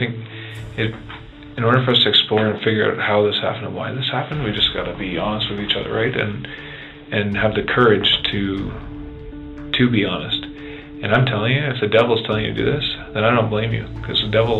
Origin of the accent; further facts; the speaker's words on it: Ottawa, Ontario, Canada; I grew up in Ottawa.